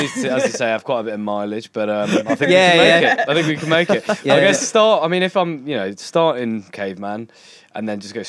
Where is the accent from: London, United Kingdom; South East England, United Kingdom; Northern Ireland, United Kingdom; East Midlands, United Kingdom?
London, United Kingdom; moved away as an adult; now in Newcastle, United Kingdom; So I'm from, you know, the vague vicinity of Wembley.